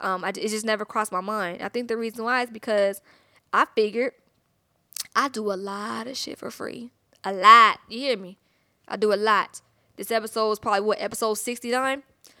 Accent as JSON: {"language": "English", "town": "Atlanta", "region": "Georgia", "country": "United States", "said": "I'm from Atlanta, thick."}